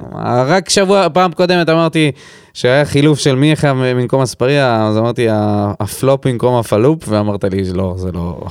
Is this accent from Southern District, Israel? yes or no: yes; Beersheba, Southern District, Israel; גדלתי בבאר שבע